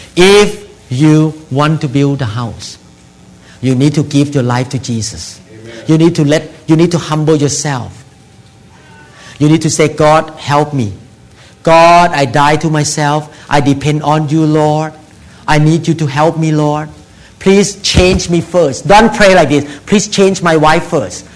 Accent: Thailand; moved away; I came from Thailand

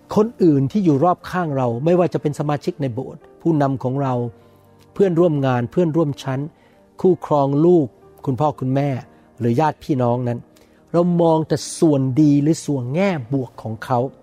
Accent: Thailand; ผมโตมาในบ้านคนจีน อาจารย์ดาโตขึ้นมาในบ้านอีกชาติหนึ่งนะครับ แต่เรามาเกิดในประเทศไทยทั้งหมด

